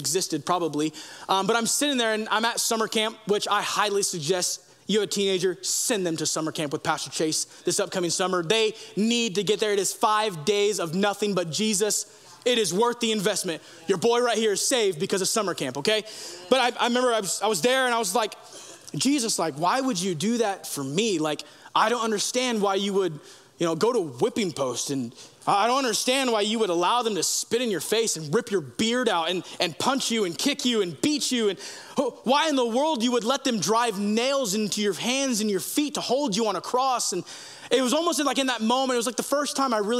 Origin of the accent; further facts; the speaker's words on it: United States; we as Americans